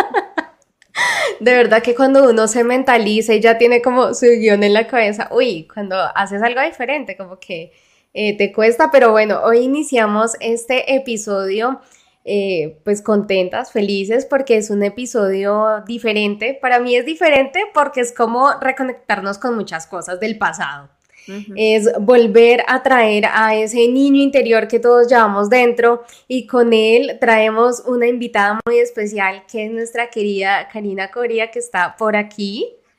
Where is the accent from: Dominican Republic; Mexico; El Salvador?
Mexico; de México